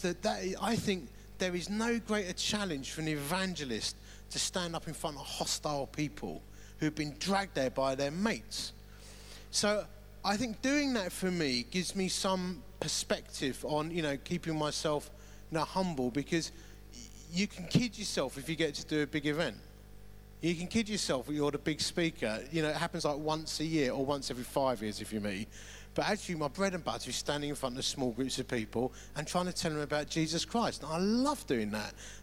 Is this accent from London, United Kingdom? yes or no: yes; Romford, London, United Kingdom; moved away; I am originally from Romford. And that means my DNA genetics mean I look outwardly grumpy. You know, it's just the way it is. And my accent means I sound grumpy